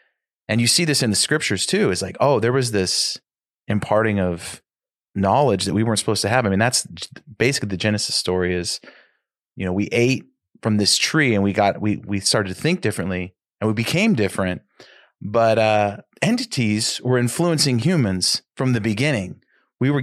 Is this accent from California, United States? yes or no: yes; Sacramento, California, United States; I grew up in Sac. That's why I'm on the show.